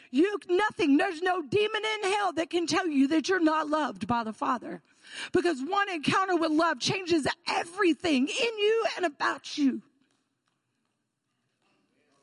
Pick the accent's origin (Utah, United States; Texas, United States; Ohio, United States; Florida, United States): Florida, United States; moved away as an adult; now in Georgetown, United States; I am from Florida.